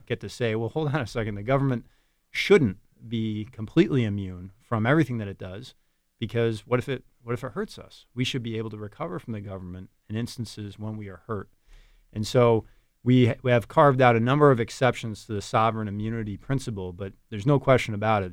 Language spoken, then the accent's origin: English; Capital Region, New York, United States; born and raised in the Capital Region